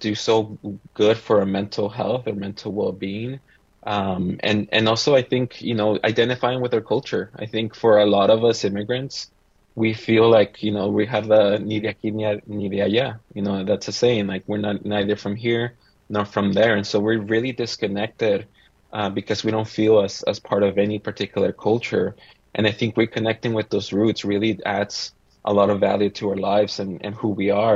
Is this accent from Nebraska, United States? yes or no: no; Santa Maria, California, United States; also born or lived in Mexico; I grew up in Santa Maria most of my life, once we immigrated from Mexico